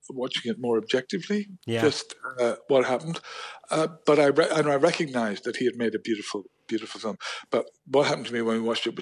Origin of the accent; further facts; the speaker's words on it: Belfast, Northern Ireland, United Kingdom; I'm from Belfast.